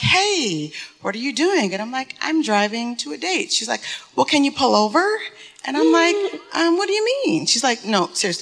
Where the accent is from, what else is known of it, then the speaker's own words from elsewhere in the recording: Detroit, Michigan, United States; I'm from Detroit.